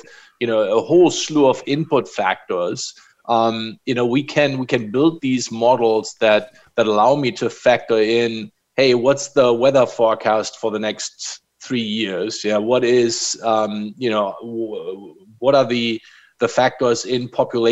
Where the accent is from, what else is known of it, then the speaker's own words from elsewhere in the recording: Germany; now in United States; I grew up in Germany